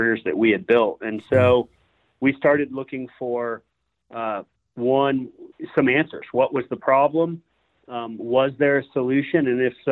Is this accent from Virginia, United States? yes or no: no; Sanibel, Florida, United States; born and raised in Southwest Florida, I grew up on Sanibel Island